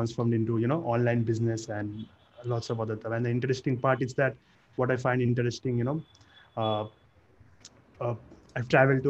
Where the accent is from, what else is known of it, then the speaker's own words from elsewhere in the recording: Kolkata, West Bengal, India; also born or lived in Bangalore; I was born and brought up in Kolkata.